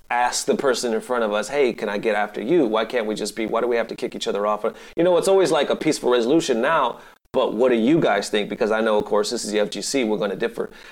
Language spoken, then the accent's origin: English; California, United States; moved away; also born or lived in Dallas, Texas; I'm originally from California